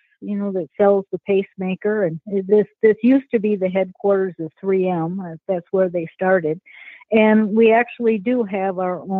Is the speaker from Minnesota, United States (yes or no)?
yes; St. Paul, Minnesota, United States; it was a great place to grow up